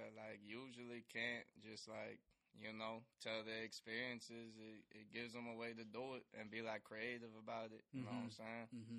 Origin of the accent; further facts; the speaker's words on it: Texas, United States; I grew up in Texas pretty much